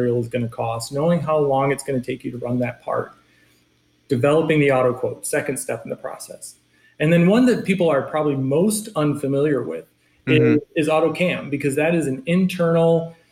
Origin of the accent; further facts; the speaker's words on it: Michigan, United States; moved away; coming from Michigan and growing up in Michigan